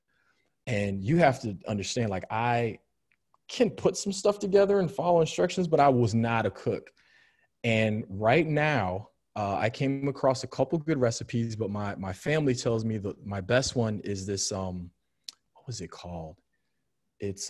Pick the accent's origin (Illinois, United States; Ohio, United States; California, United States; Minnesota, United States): Illinois, United States; just outside of Chicago; moved away as an adult; also born or lived in Cleveland, United States; now in Orlando, United States; I grew up just outside of Chicago